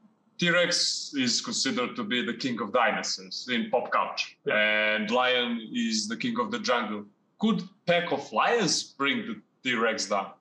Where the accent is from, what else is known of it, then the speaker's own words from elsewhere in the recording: Montenegro; first language Montenegrin; English is a second language; We are from the Montenegro. It's a little country in the Mediterranean.